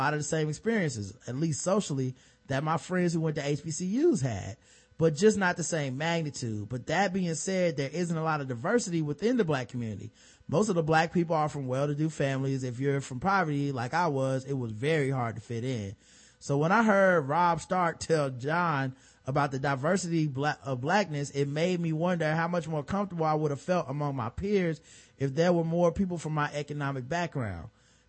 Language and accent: English; Atlanta, Georgia, United States; because I grew up in Atlanta, right down the street from the Atlanta University Center, it was the first time I was in a majority white environment.